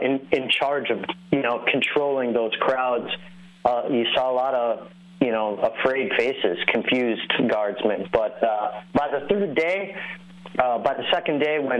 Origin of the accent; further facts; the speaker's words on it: St. Louis Park, Minnesota, United States; I was born in the Twin Cities. Born and raised.